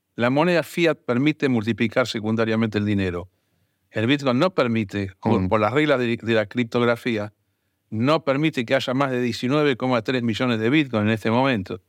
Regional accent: Argentina; Yo no me voy a meter como argentino

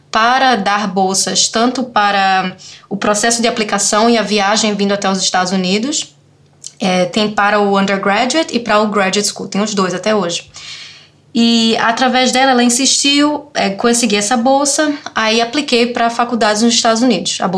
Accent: Recife, Pernambuco, Brazil; also born or lived in Olinda; Então, eu sou de Recife, sou de Olinda, cresci, é, fiz é, colégio militar em Recife, né, até o ensino médio, né?

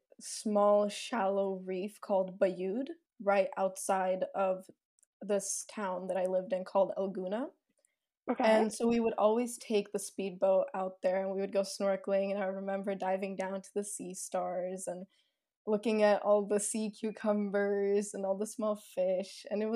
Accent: Egypt; also born or lived in Sweden; I was born in Sweden, but my parents worked in Egypt at the time when I was born. So cool. At a very young age, at like 2 months old, we moved back to Egypt, and that's where I grew up

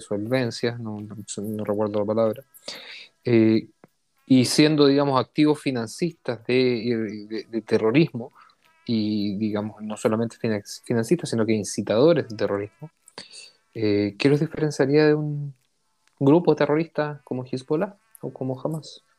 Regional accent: Chile; also born or lived in Israel; chileno, israelí, sionista, judío

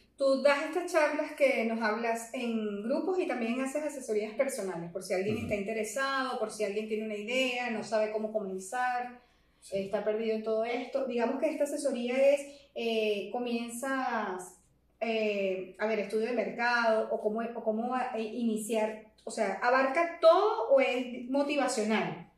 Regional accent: Venezuela; soy venezolana

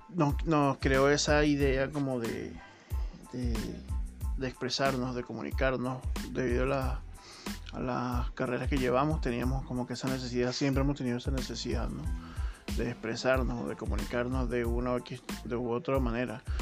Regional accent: Venezuela; moved away as an adult; now in Chile; todo lo que se había vivido en Venezuela lo estamos viviendo acá otra vez

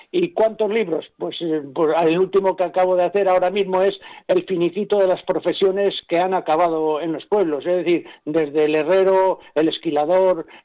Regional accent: Padilla de Arriba, Castile and León, Spain; Entonces yo, comprendí y pasé a ver lo mismo en mi pueblo. Es decir, Padilla de Arriba, que es mi pueblo, en primera persona explicaba todo lo que había en su ser

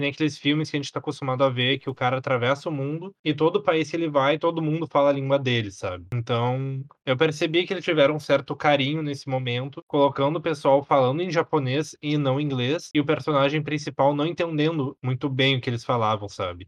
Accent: Brazil; somos nós brasileiros

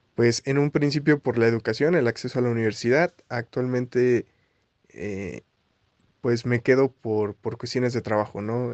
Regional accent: Xalapa, Veracruz, Mexico; moved away as an adult; now in Mexico City, Mexico; soy originario de Jalapa, Veracruz y llegué a la Ciudad de México hace 8 años

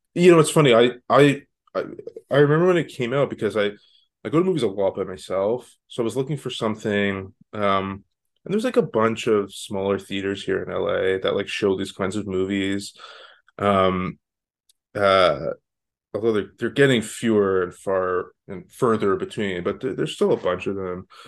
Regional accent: Canada; now in Los Angeles, United States; I'm not from the States originally. I live in L A now. I'm from Canada

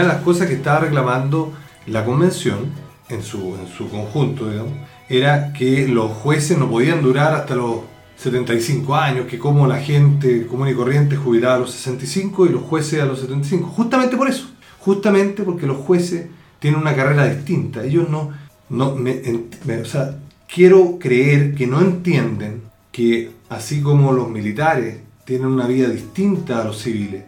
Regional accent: Chile; yo soy un chileno de origen chileno

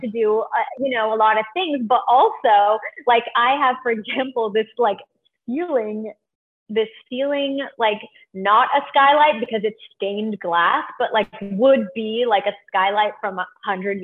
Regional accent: Canada; now in Los Angeles, United States; I'm Canadian

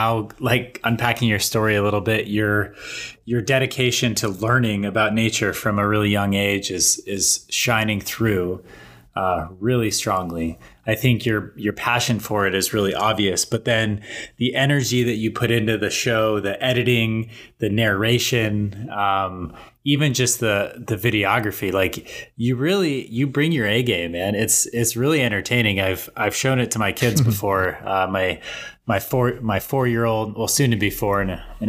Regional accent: Colorado, United States; I have so many memories of growing up in Colorado

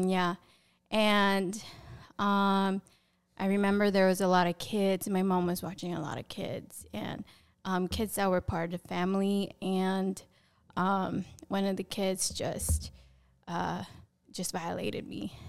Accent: Passaic, New Jersey, United States; So I was born and raised in New Jersey in a city called Passaic.

